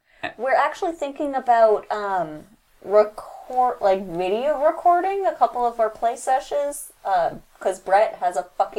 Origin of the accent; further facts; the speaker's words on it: California, United States; We're all from California.